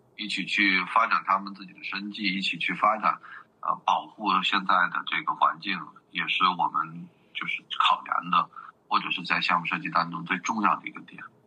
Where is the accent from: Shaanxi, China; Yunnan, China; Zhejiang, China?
Yunnan, China; Xishuangbanna; 我在这边儿就是出生，然后成长到现在几十年的时间了